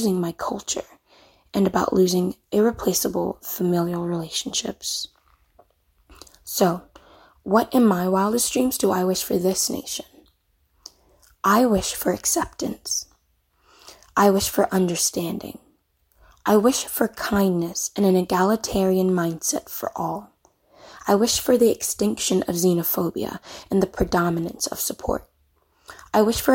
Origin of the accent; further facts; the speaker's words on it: Ghana; now in Mobile, United States; As a Ghanaian immigrant living in the United States